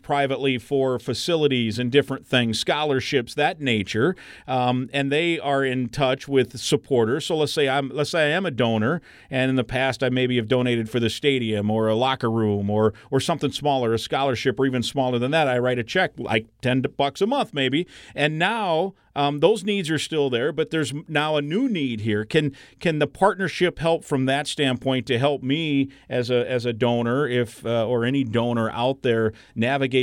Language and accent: English; Iowa, United States; moved away; I grew up in Iowa.